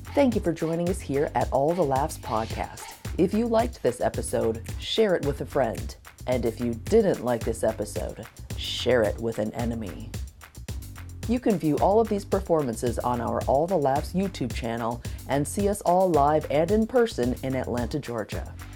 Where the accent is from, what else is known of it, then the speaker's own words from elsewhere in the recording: Zimbabwe; moved away as an adult; now in United States; I'm from Zimbabwe